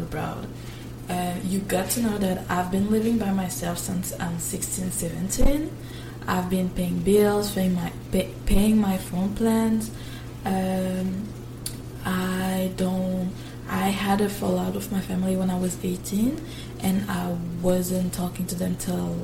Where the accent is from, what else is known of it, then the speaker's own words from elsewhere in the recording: Quebec, Canada; I'm from Quebec, which means I had to do the cégep before going to university